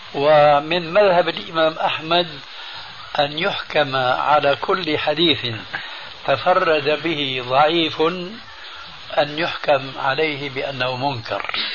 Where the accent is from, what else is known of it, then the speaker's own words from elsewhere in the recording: Syria; عندنا في سوريا